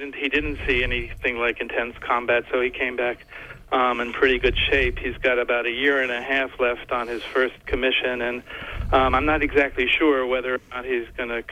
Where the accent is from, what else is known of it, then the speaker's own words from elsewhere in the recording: South Hadley, Massachusetts, United States; I'm from South Hadley, Massachusetts